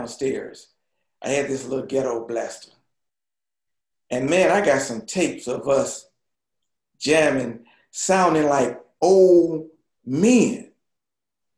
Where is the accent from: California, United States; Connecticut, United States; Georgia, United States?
Georgia, United States; Toccoa; I was born in Tekoa, Georgia, which is about 100 miles north of Atlanta